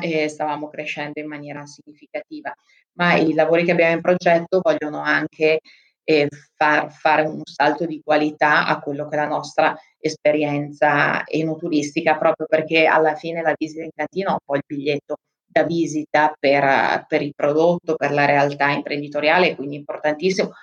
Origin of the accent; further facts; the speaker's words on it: Trentino-Alto Adige, Italy; moved away as an adult; also born or lived in Africa; io sono molto legata anche alla mia terra, al Trentino